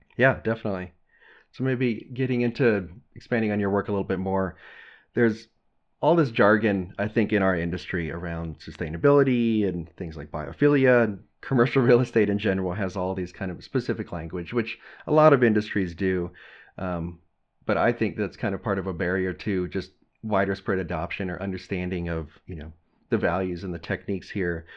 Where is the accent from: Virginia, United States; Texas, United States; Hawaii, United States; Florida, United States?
Texas, United States; growing up in Texas